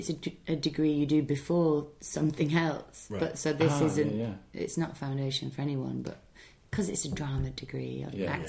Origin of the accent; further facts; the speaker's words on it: Bolton, North West England, United Kingdom; accent: Bolton; I thought they'd want my Bolton accent for it, actually. But I'm from Bolton, which is near Manchester.